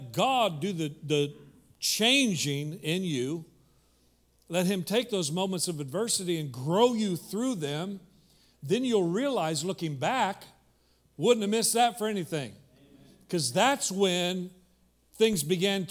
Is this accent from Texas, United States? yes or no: no; Kansas, United States; moved away; I grew up in Kansas